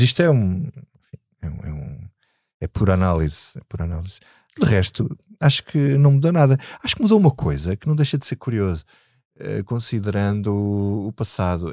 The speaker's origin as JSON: {"language": "Portuguese", "region": "Alentejo", "country": "Portugal", "said": "eu sou do Alentejo"}